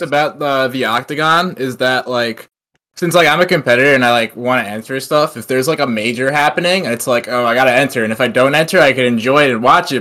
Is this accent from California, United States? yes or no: no; Long Island, New York, United States; moved away as an adult; now in Maryland, United States; I'm from Long Island